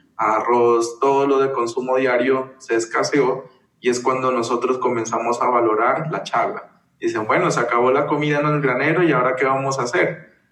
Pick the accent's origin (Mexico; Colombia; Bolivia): Colombia; Kamëntšá people, Putumayo; also born or lived in Brazil; now in Bogotá, Colombia; he participado como miembro activo del pueblo Camonchavilla